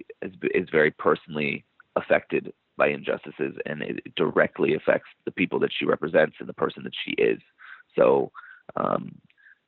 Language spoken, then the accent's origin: English; New York City, New York, United States; I grew up in Brooklyn